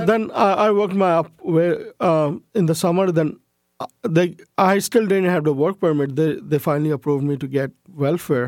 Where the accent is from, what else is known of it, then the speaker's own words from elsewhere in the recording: Karachi, Sindh, Pakistan; also born or lived in United States; now in Canada; I grew up in Pakistan as a majority Muslim, all my friends were non-Muslims.